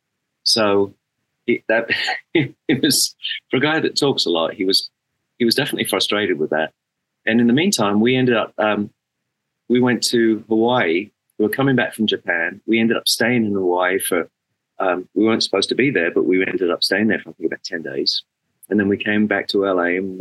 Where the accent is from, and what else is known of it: England, United Kingdom; born or raised there; moved away as an adult